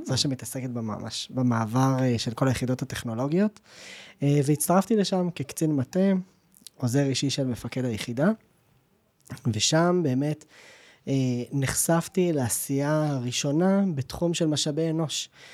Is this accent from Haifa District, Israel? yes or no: no; Jerusalem, Jerusalem District, Israel; now in Givatayim, Israel; אני ירושלמי במקור